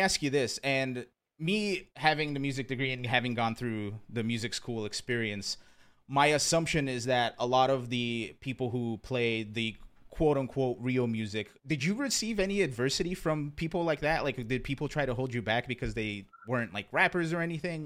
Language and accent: English; rural Pennsylvania, United States; also born or lived in Brazil; I was born in Brazil, but I grew up in, uh, I grew up in, like, rural Pennsylvania